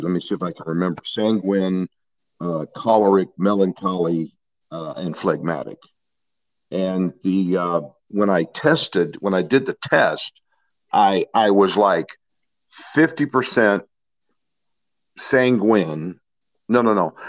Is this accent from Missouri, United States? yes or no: yes; St. Louis, Missouri, United States; I grew up in St. Louis, Missouri